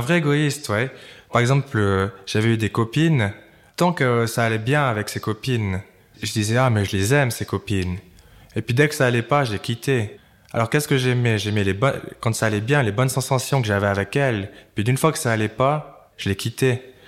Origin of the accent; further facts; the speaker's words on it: Valais, Switzerland; je suis valaisan, j'étais très fier d'être valaisan